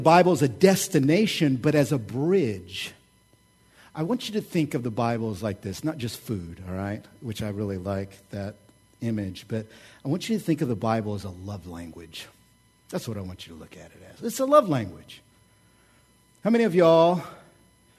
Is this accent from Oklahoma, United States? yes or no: yes; Oklahoma, United States; I'm from Oklahoma.